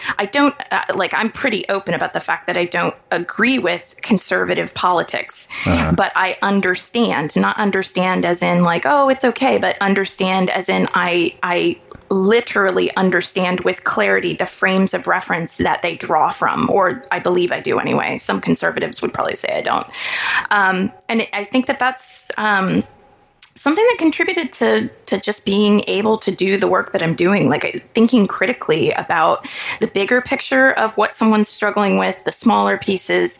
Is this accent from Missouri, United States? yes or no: yes; Kansas City, Missouri, United States; born or raised there